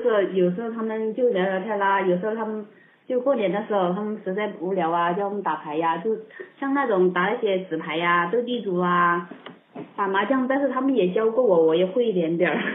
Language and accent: Chinese; Chongqing, China; moved away as an adult; also born or lived in Guangdong; 我是零四年的时候到广东打工的，然后一直到，嗯，一六年的年底，好像回到重庆了，就一直是在老家了